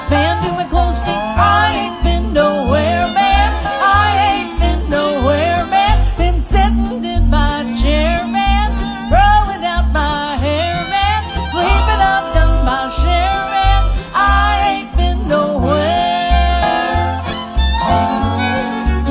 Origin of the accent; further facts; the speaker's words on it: Greentop, Missouri, United States; also born or lived in Lake of the Ozarks, Missouri; grew up in Greentop, Missouri.